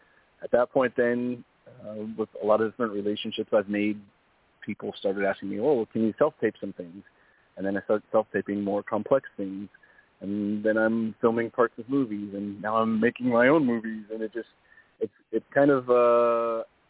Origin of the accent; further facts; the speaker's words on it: Southern California, United States; born and raised in Southern California